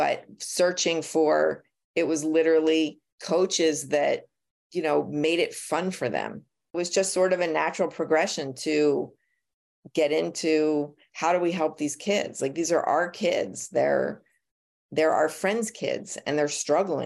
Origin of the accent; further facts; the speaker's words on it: Philadelphia, Pennsylvania, United States; I was born and raised in Philadelphia.